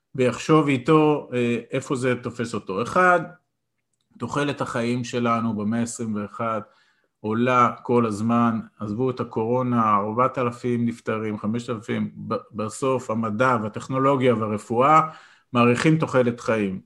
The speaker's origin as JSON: {"language": "Hebrew", "country": "Israel", "tie": "born or raised there", "said": "אני גדלתי בקיבוץ אה, להורים שכירים"}